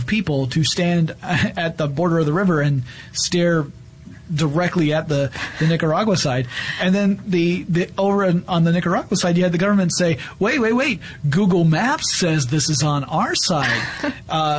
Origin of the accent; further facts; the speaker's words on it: the South, United States; now in Atlanta, United States; I'm a Southerner